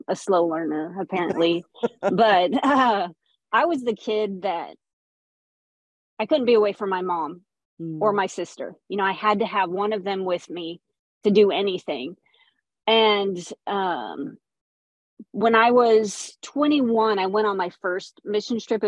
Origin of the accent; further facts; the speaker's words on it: Bakersfield, California, United States; moved away as an adult; also born or lived in Tucson, Arizona; now in Thailand; I'm originally from Tucson, but I grew up in Bakersfield